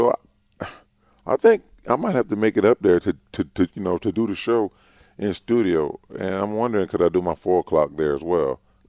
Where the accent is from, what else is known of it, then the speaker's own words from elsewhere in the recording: Louisiana, United States; growing up in Louisiana